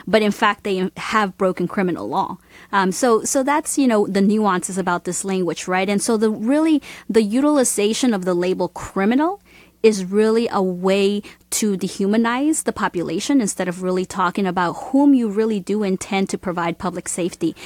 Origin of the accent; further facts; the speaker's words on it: Georgia, United States; I grew up in Georgia